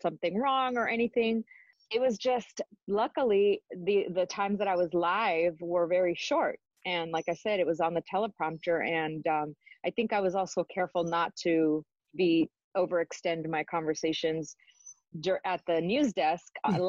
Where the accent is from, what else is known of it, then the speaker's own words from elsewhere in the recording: Los Angeles, California, United States; also born or lived in Arizona; my Spanish wasn't the best because I was born and raised here